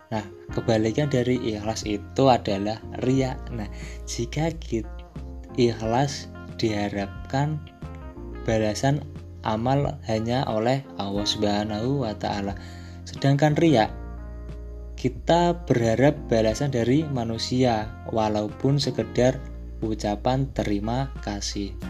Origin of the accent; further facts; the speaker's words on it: Demak, Central Java, Indonesia; Saya itu aslinya orang Demak, Demak Kota Wali.